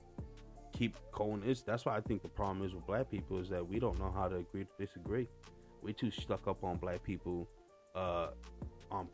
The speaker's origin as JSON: {"language": "English", "region": "Massachusetts", "country": "United States", "said": "I'm from Massachusetts"}